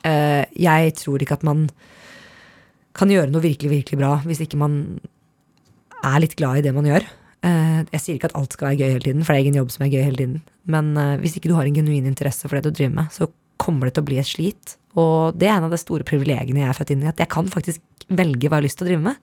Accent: Norway; moved away as an adult; also born or lived in United States; hjemme i Norge

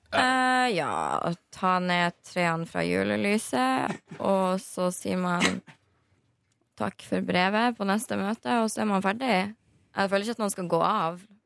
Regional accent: Northern Norway, Norway; jeg er fra Nord-Norge

